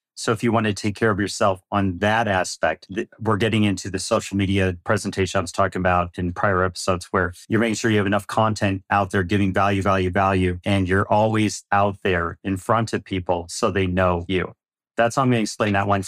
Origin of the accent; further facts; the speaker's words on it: Midwest, United States; now in Phoenix, United States; I grew up in the Midwest